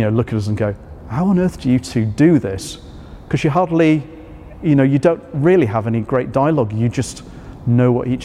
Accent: Yorkshire and the Humber, United Kingdom; moved away; I grew up in North Yorkshire, though not that part of. Mm-hmm. I grew up on the coast

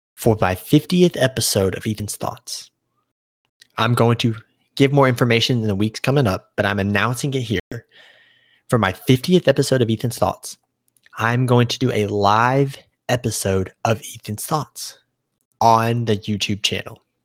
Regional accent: United States; I'm born and raised. This is my home. This is my country

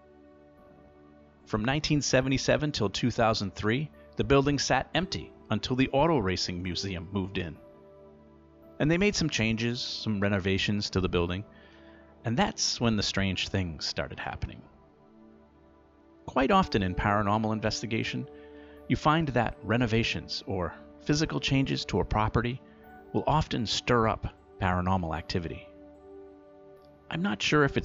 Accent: Pawtucket, Rhode Island, United States; I grew up in Pawtucket, Rhode Island. I lived half my life in that city.

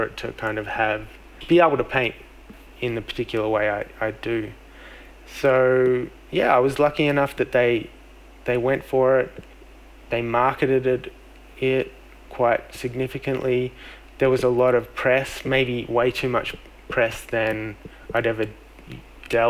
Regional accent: Melbourne, Victoria, Australia; my hometown of Melbourne

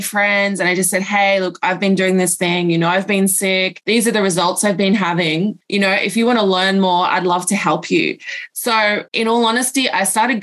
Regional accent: Australia; now in Pacific Islands; even though I'm from Australia, I actually live over in the Pacific Islands

